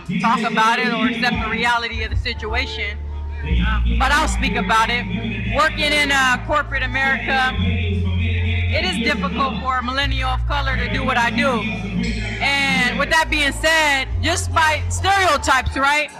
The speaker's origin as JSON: {"language": "English", "town": "San Diego", "region": "California", "country": "United States", "tie": "born or raised there", "said": "I grew up in Southeast San Diego off of 47th and Market Street."}